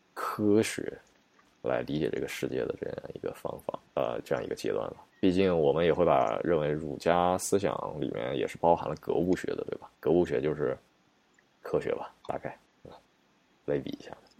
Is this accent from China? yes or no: yes; China; 我们中国人